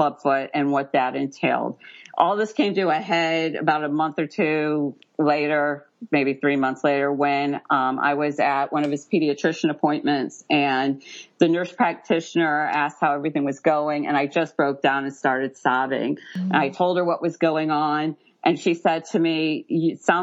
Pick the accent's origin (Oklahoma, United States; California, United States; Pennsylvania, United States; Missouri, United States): Missouri, United States; St. Louis; moved away; also born or lived in Central Florida; I'm from St. Louis, Missouri originally